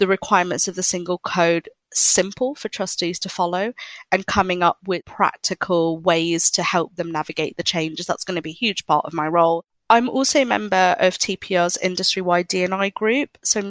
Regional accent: Hong Kong; I grew up in Hong Kong

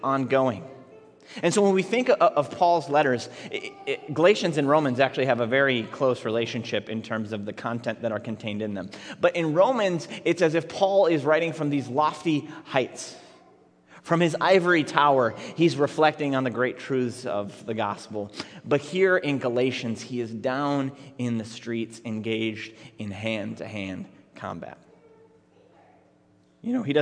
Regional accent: Minneapolis, Minnesota, United States; I grew up in Minneapolis public schools in the 1990s

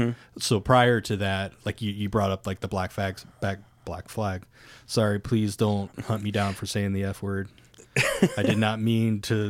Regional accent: Ohio, United States; I'm from Ohio, man.

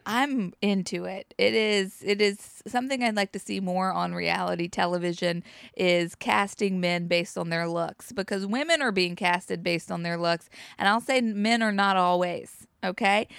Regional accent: Charlotte, North Carolina, United States; now in New York, United States; I come from North Carolina bike culture

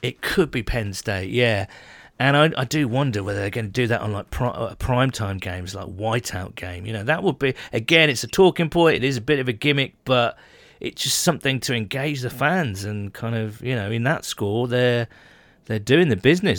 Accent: United Kingdom; we Brits

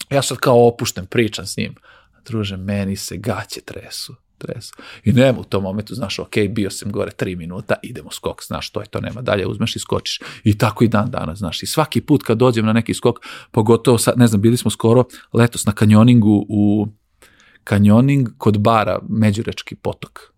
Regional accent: Crvenka, Vojvodina, Serbia; imamo bazen kod nas u Crvenki

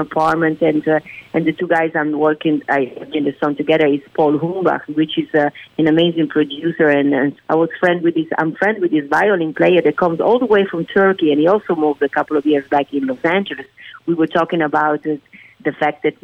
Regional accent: Venice, Veneto, Italy; now in United States; born and raised in Italy

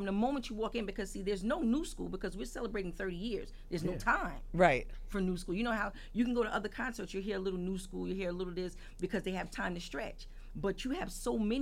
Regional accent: New York, United States; being a native New Yorker

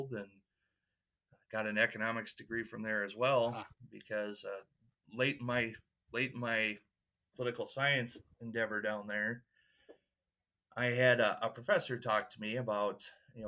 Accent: eastern Iowa, United States; now in Humboldt, United States; lived in the country all my life. Never lived in town

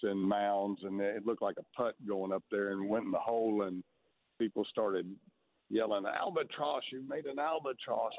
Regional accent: Texas, United States; growing up in Texas

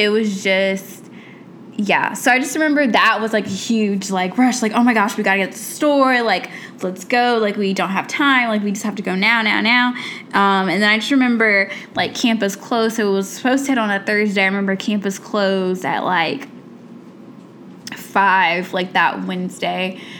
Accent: Atlanta, Georgia, United States; moved away as an adult; also born or lived in Miami; now in Chicago, United States; I grew up in Atlanta, so we don't usually get hit by hurricanes

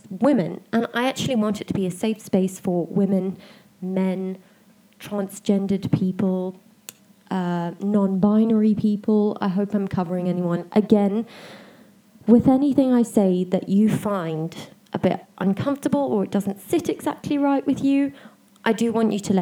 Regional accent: South Africa; also born or lived in United Kingdom; I am a South African citizen. I was born here, I grew up here

